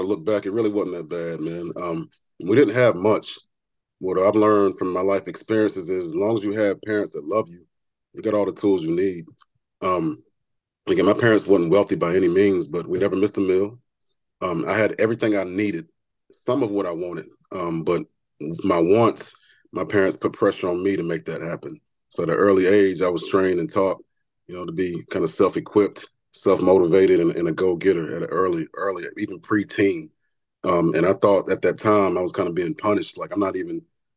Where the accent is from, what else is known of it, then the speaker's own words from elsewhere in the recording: Johnson City, Tennessee, United States; Born and raised in Johnson City, Tennessee.